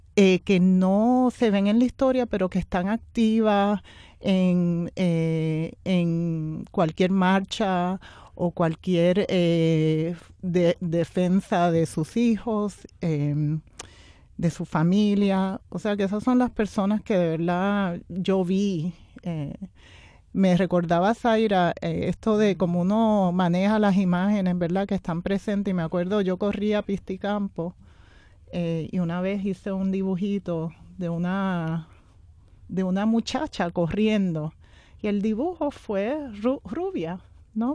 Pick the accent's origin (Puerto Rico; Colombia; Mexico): Puerto Rico; creciendo aquí en Puerto Rico